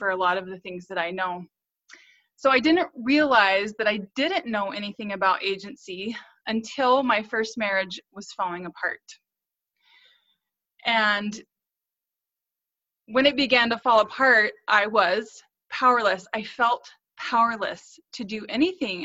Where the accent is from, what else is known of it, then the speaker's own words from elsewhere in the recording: North Central Missouri, United States; So I grew up in North Central Missouri